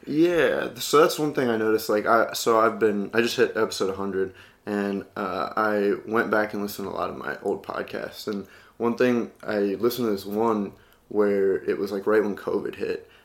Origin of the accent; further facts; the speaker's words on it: Midwest, United States; I'm from the Midwest, and we still use howdy out there